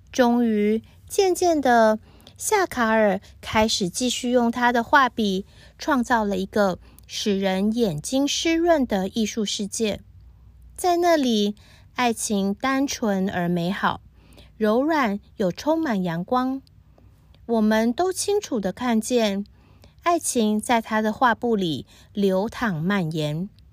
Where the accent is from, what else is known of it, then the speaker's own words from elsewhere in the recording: Taiwan; now in Hong Kong; 我是住在香港的台湾人